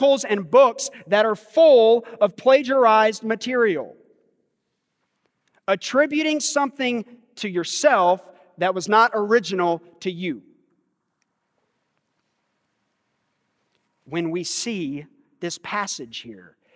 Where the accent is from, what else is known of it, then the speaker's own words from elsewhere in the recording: United States; growing up in America